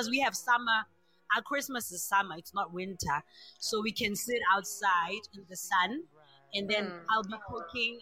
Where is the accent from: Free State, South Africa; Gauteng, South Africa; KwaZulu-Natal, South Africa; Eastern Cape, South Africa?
Gauteng, South Africa; Johannesburg; I'm from South Africa. I'm in Joburg, Soweto.